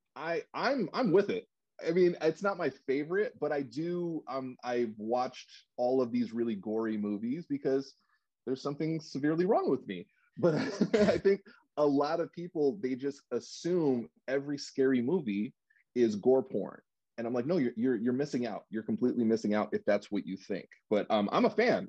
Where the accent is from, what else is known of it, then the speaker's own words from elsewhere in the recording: New York City, New York, United States; now in Los Angeles, United States; I'm originally actually from New York. I was uh, born in Brooklyn, but I've been out here in California for 30 years